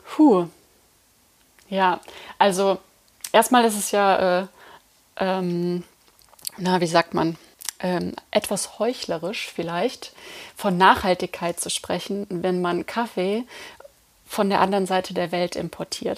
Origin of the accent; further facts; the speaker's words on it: Eifel, Germany; ich komme aus der Eifel und ähm, bin einfach mit Pilz aufgewachsen